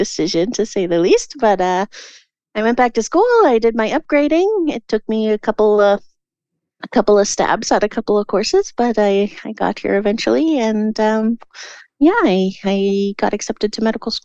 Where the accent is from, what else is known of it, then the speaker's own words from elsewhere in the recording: Prince George, British Columbia, Canada; also born or lived in Victoria; I grew up in Prince George originally, and then I went to Victoria and I did my undergrad in theater there